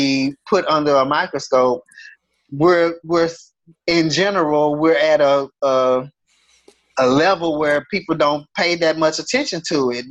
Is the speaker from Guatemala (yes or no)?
no; Houston, Texas, United States; growing up in Houston